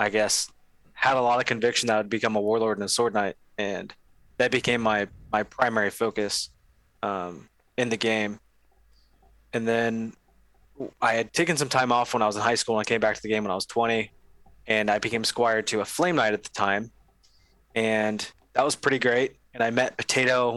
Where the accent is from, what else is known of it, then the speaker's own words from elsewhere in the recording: Ohio, United States; moved away as an adult; now in Texas, United States; I'm from Ohio originally